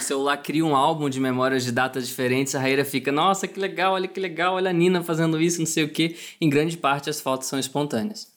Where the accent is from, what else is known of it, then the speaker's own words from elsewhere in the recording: Rio de Janeiro, Brazil; now in São Paulo, Brazil; eu sou do Rio de Janeiro, né? Hoje eu moro em São Paulo, então minha família está toda lá